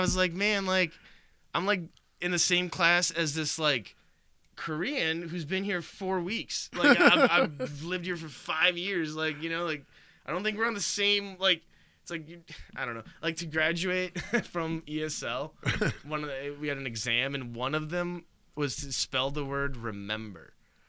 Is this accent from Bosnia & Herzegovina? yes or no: yes; Bosnia & Herzegovina; English is a second language; No, unfortunately, dude, I learned English without a Bosnian accent.